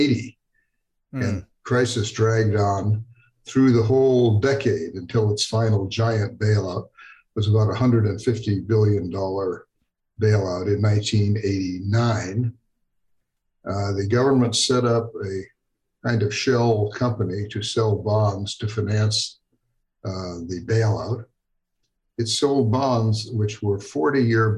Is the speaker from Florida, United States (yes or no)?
no; Detroit, Michigan, United States; now in Lake Forest, Illinois, United States; I was born in Detroit and raised there in the city of Detroit